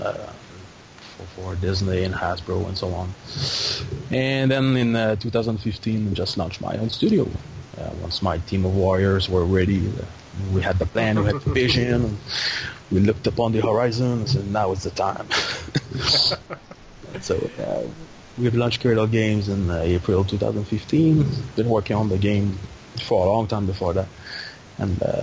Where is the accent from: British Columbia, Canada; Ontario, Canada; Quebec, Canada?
Quebec, Canada; North Shore of; English is a second language; moved away as an adult; now in Quebec City, Canada; I'm from the North Shore of Quebec. So, at 20 years old, I went to, now I'm in Quebec City